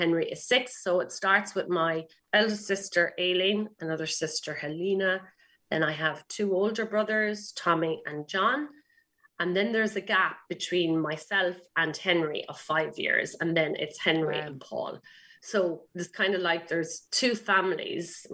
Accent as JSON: {"language": "English", "town": "Ballyhale", "region": "County Kilkenny", "country": "Ireland", "tie": "born or raised there", "also_born_or_lived": "Waterford", "said": "my parents had a pub in a little village in South Kilkenny, kind of halfway between Waterford and Kilkenny"}